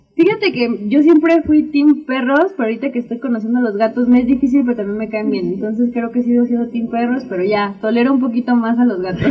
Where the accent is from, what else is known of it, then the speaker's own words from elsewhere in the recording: Oaxaca, Mexico; also born or lived in United States; Yo nací en Estados Unidos, pero pues, fue nada más nací y me regresé por acá. de nacimiento en Estados Unidos, pero de sangre Oaxaqueñísima